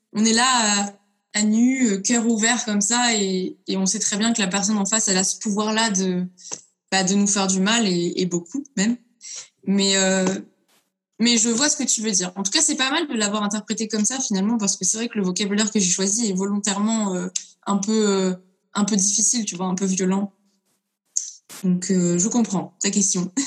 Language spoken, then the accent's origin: French; Lyon, Auvergne-Rhône-Alpes, France; je viens de Lyon